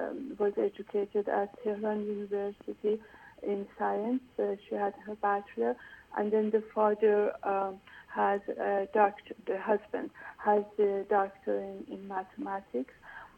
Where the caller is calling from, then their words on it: United States; Hi. I am calling from America.